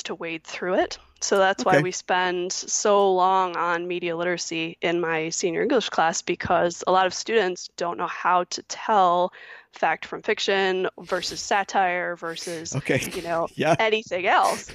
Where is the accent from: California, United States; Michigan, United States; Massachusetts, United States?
Michigan, United States; here in my home state of Michigan